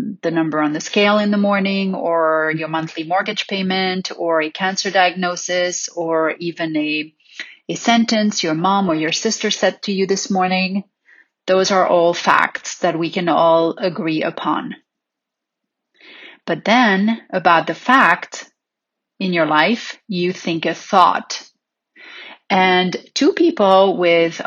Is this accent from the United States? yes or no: no; Paris, Île-de-France, France; growing up in Paris